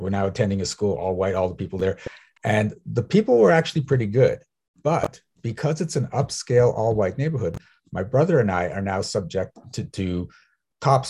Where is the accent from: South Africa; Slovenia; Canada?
South Africa; I'm from South Africa